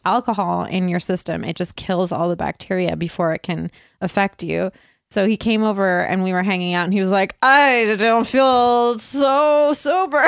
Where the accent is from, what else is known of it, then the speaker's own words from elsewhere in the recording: Burnaby, British Columbia, Canada; I grew up in Burnaby.